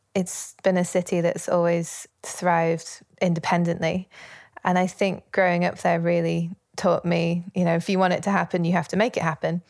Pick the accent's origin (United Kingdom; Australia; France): United Kingdom; Leeds, Yorkshire and the Humber; I grew up in Leeds, in Yorkshire, in the north of England